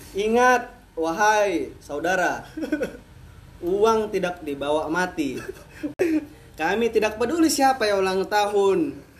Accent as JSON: {"language": "Indonesian", "town": "Batam", "region": "Riau Islands", "country": "Indonesia", "said": "Batam sih rumah kita"}